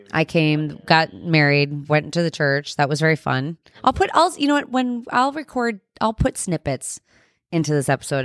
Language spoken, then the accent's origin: English; New Jersey, United States; We're from New Jersey